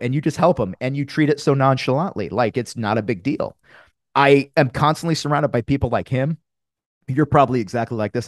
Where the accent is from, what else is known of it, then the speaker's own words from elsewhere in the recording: Connecticut, United States; I'm from Connecticut. I'm a New England guy